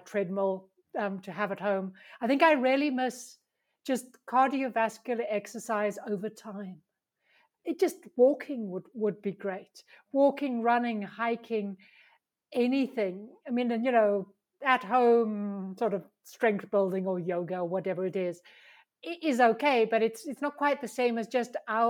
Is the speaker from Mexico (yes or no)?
no; South Africa; moved away as an adult; now in Pyrenees; I'm South African